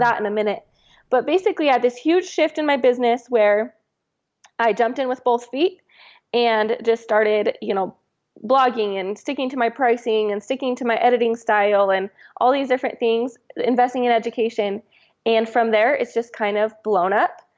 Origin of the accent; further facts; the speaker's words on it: Washington, United States; moved away as an adult; now in Utah, United States; I'm from Washington